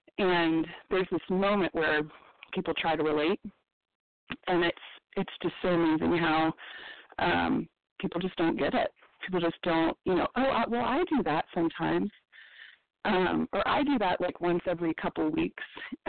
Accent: Colorado, United States; This is …, and I'm from Colorado.

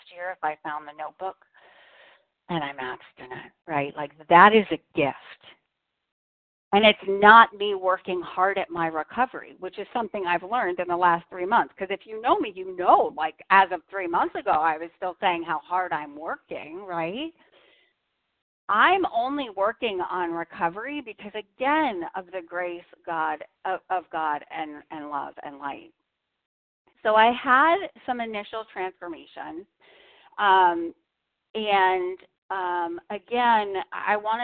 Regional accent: Boston, Massachusetts, United States; I'm from Boston.

